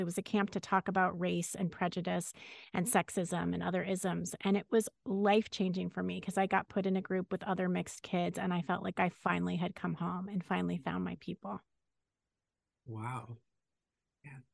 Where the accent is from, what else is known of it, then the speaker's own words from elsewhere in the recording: Los Angeles, California, United States; I grew up in Los Angeles